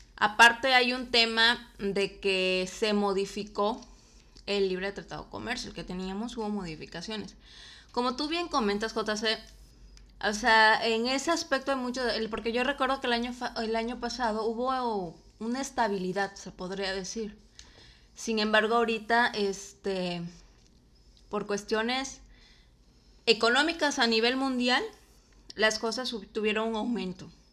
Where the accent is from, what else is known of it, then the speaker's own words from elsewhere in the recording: Mexico; also born or lived in Comalcalco, Tabasco; yo como mexicana